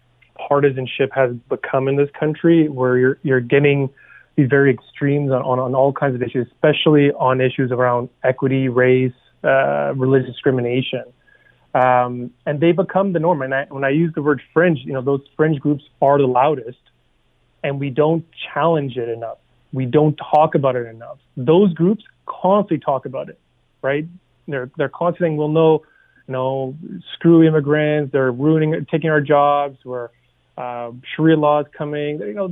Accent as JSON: {"language": "English", "country": "Canada", "said": "because we're all Canadian at the end of the day, and we all want the best for ourselves, our neighbors, our families."}